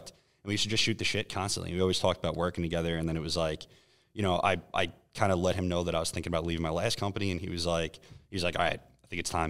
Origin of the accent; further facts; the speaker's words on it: New York, United States; I'm from New York. I flew here specifically to taste this product.